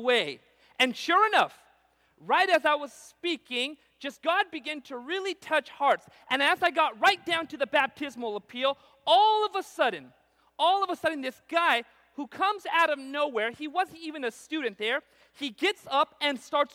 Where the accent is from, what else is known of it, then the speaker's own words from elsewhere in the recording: Punjab, India; now in Central California, United States; I also come from this unusual background of being a Punjabi. We're from the area of northeast India called Punjab.